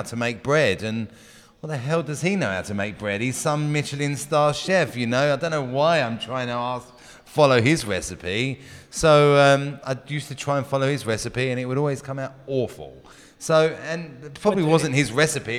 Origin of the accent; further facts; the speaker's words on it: England, United Kingdom; moved away as an adult; also born or lived in London; now in California, United States; I'm English. I lived in England for most of my life till my late twenties